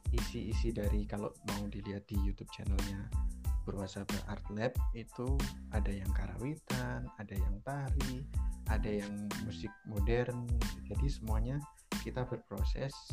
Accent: Java, Indonesia; saya orang Jawa background dari kesenian Jawa

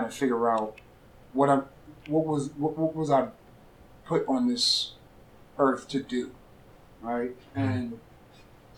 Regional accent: New York City, New York, United States; now in Charlotte, United States; Growing up in New York

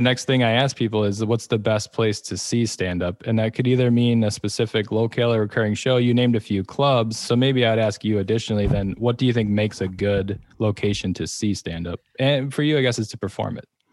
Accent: Wisconsin, United States; I'm also from Wisconsin

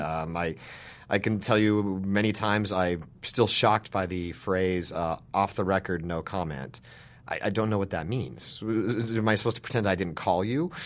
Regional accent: Salina, Utah, United States; now in Washington, United States; I started working for my hometown newspaper when I was, like, twelve or thirteen years old. I'm from a small town in Utah

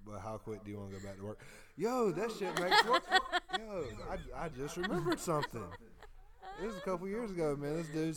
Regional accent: Greenville, South Carolina, United States; I'm from Greenville

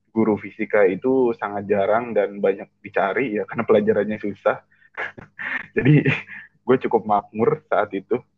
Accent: Indramayu, West Java, Indonesia; di kampung di, di, uh, di kampung gue di Indramayu

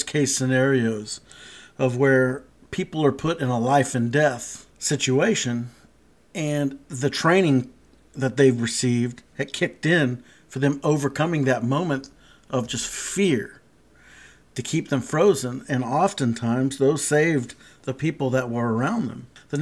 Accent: South Texas, United States; I grew up in Texas, and South Texas

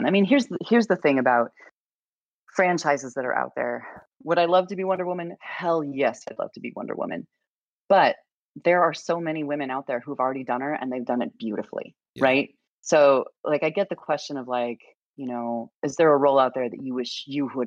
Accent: Idaho, United States; moved away; I grew up in a very red state. I grew up in Idaho.

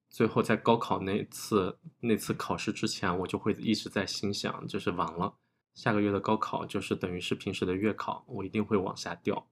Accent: small county town in Hunan, China; moved away as an adult; also born or lived in Beijing; 我是来自湖南小县城的一个考生，我上的是一个北京的二本

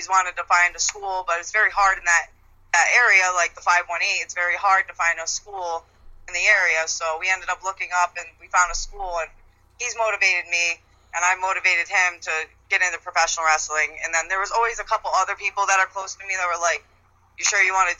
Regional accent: Albany, New York, United States; also born or lived in Schenectady; growing up in Albany and then going to the school in Albany

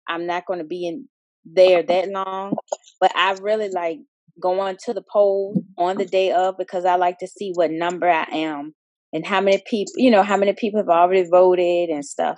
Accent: Richmond, Virginia, United States; I live in um, Richmond, Virginia. I'm from Richmond, Virginia, too

